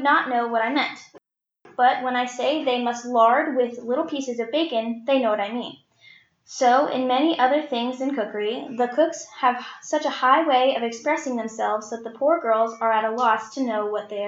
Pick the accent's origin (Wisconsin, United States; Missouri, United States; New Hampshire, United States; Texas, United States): Texas, United States; I'm 15, and I'm from Texas